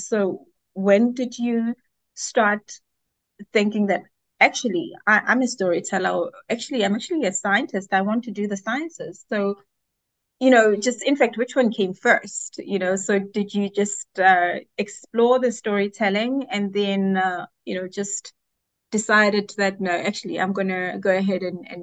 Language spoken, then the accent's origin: English; Johannesburg, Gauteng, South Africa; born there; also born or lived in KwaZulu-Natal; I was not born in KZN. I was born in Johannesburg, South Africa, but had to move subsequently to KZN for education.